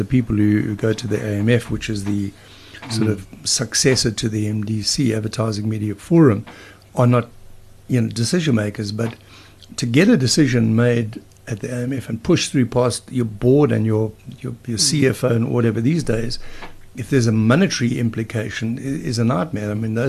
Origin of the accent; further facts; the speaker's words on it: Durban, KwaZulu-Natal, South Africa; Growing up in Durban